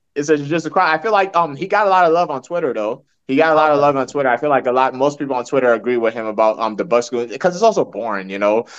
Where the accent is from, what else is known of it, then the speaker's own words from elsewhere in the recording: Nigeria; now in United States; I'm Nigerian